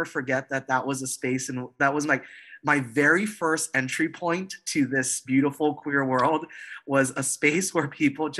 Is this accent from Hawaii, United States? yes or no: yes; Hawaii, United States; moved away as an adult; also born or lived in Boston; I was in Boston, very far from home. I grew up in Hawaii